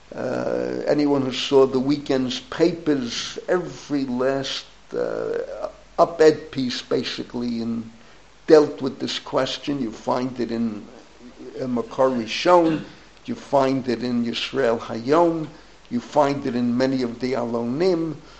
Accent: New York City, New York, United States; we grew up together in the Bronx, my classmate, my friend

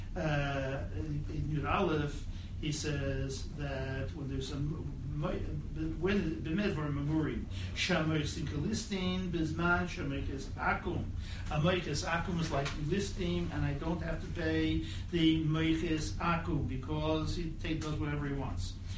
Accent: United States; I'm American

